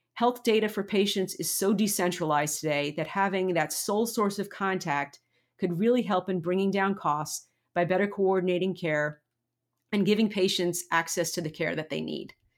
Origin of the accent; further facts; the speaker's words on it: United States; we, as an American community